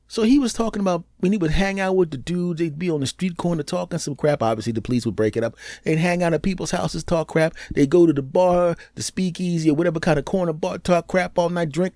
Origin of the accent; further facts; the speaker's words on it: Philadelphia, Pennsylvania, United States; moved away; My hometown down there in Philly